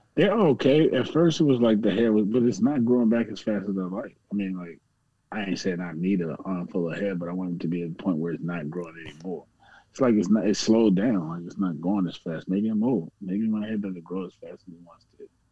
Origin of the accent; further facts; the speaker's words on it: Virginia, United States; I'm from Virginia